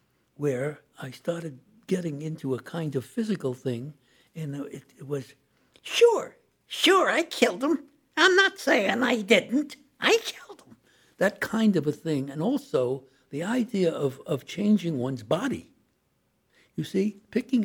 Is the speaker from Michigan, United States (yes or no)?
no; New York City, New York, United States; I was born in Brooklyn